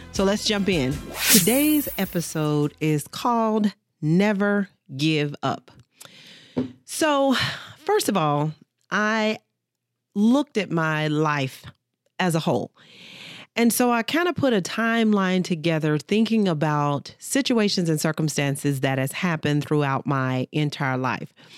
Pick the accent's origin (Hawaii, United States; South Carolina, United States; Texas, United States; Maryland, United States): Texas, United States; Dallas; I grew up, born and raised in Dallas, Texas